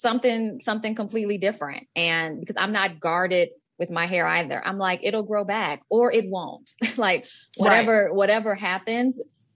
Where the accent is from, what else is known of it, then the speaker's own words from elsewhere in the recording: Chicago, Illinois, United States; I'm from Chicago.